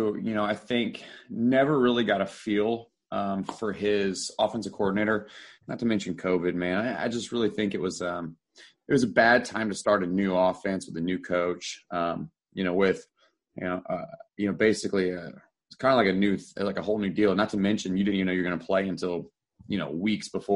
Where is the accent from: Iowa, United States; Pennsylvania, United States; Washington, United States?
Pennsylvania, United States; Philadelphia; now in Houston, United States; I'm from Pennsylvania originally. I'm from Philly